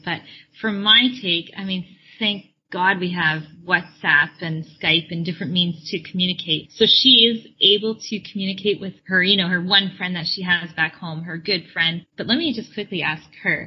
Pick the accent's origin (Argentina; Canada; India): Canada; moved away as an adult; also born or lived in Florida; we're originally from Canada